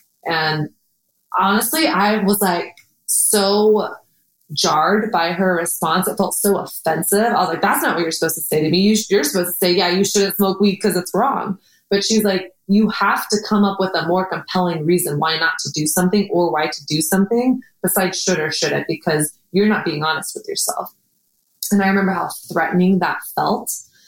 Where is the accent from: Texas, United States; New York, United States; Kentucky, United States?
Texas, United States; I came from Texas and my dad had a drug abuse problem.